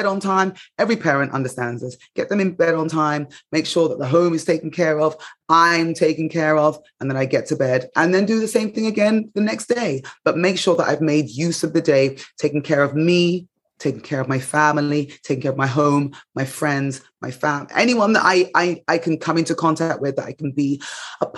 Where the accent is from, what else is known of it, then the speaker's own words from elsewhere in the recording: England, United Kingdom; moved away as an adult; now in United States; growing up in England